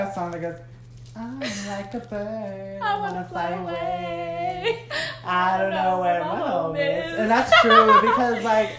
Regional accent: Merced, California, United States; Okay, so I'm 21. … I was born in Merced, California.

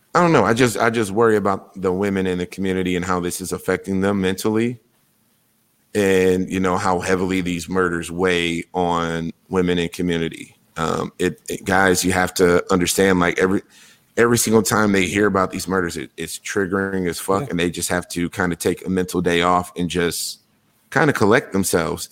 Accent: Wisconsin, United States; my home state

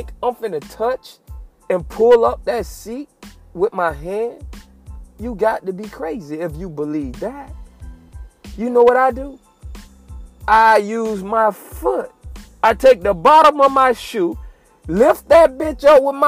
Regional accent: Fort Myers, Florida, United States; my hometown of Fort Myers

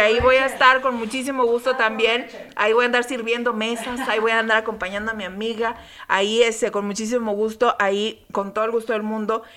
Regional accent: Saltillo, Coahuila, Mexico; en mi tierra

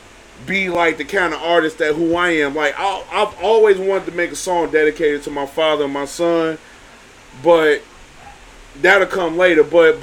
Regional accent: Chicago, Illinois, United States; also born or lived in Detroit; I'm born and raised in Chicago. 79th to King. Don't get it twisted. Uh-huh. I moved to Detroit. No folk. I moved back in 2016. Back to the hood.

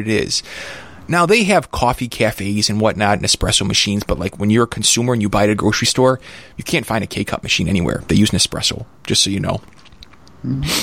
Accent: United States; being an American

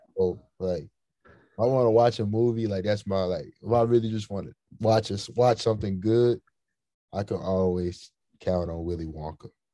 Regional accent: hometown between Memphis and St. Louis, Missouri, United States; my hometown in the middle of Memphis and St. Louis

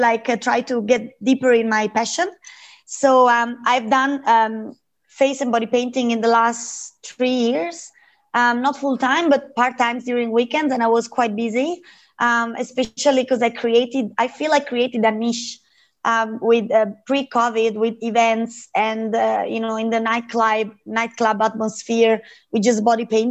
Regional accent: Lake Como, Lombardy, Italy; moved away as an adult; now in Australia; I come from Italy, from Lake Como

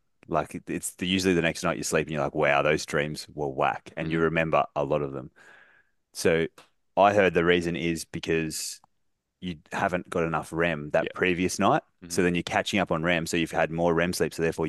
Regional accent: Golden Beach, Queensland, Australia; So I grew up in Golden Beach near Caloundra on the Sunshine Coast

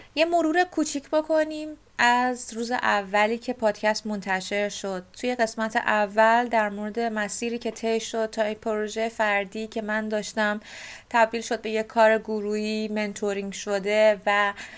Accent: Bushehr, Bushehr Province, Iran; من متولد بوشهر و بزرگ شده بوشهر هستم

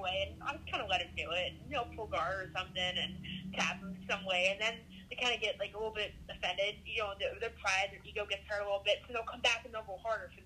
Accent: Michigan, United States; moved away; I'm from Michigan originally

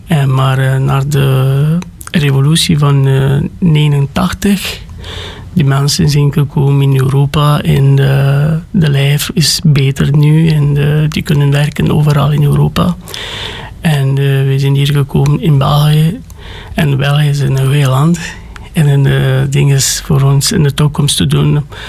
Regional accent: Sântana, Arad County, Romania; Dutch is a second language; moved away as an adult; now in Belgium; ik ben gekomen van Roemenië, van Arad, in de kleine stad van Santana, maar dat komt van de regio Arad

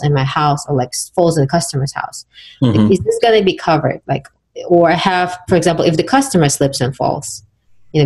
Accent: Uzbekistan; now in United States; my home country, Uzbekistan

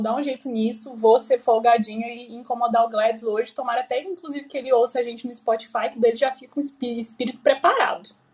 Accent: Goiânia, Goiás, Brazil; now in Curitiba, Brazil; Porque eu moro em Curitiba, mas eu sou de Goiânia

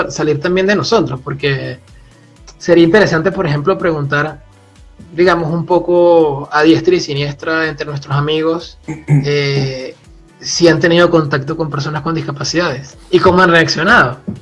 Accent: Puerto La Cruz, Anzoátegui, Venezuela; moved away as an adult; also born or lived in Grenoble, France; now in France; yo provengo del este de Venezuela, de una ciudad que se llama Puerto de la Cruz, una ciudad costera

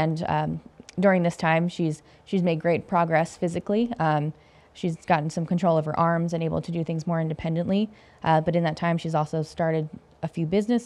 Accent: Littlestown, Pennsylvania, United States; moved away as an adult; now in Las Vegas, United States; I'm from Littlestown, Pennsylvania, which is a little town in the middle of nowhere, Pennsylvania

